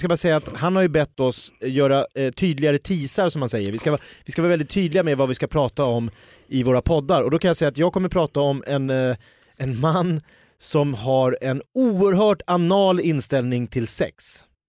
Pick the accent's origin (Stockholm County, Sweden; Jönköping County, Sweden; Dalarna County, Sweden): Stockholm County, Sweden; Järfälla; jag är från Jakobsberg